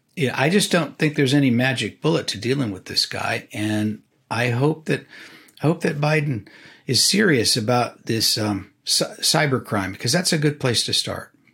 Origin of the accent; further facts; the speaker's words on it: California, United States; now in Washington, United States; I grew up in California